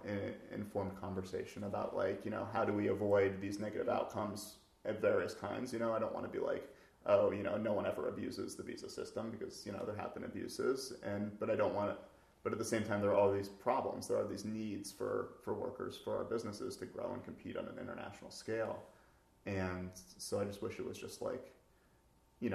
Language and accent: English; United States; also born or lived in Seattle; I'm an American engineer